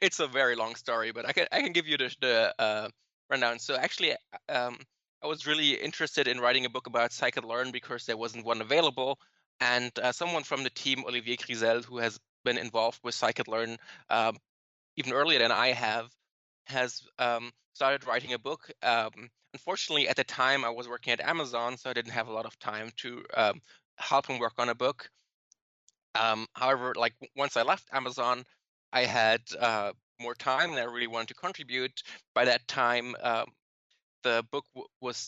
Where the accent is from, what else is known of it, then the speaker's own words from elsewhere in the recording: Germany; moved away as an adult; now in New York, United States; I'm from Germany. So I moved here like 5 years ago